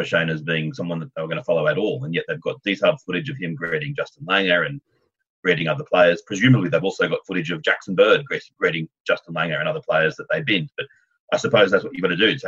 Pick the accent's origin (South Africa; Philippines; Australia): Australia; Australian cricket fan